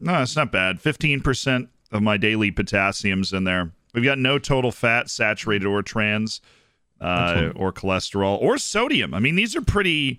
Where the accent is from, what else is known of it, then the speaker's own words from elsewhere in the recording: Tampa, Florida, United States; I grew up in Florida in Tampa